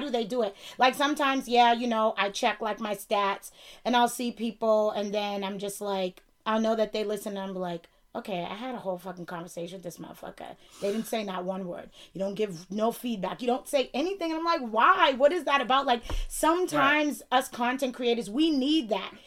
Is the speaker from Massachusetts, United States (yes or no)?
yes; Boston, Massachusetts, United States; accent: Bostonian; my my Bostonian accent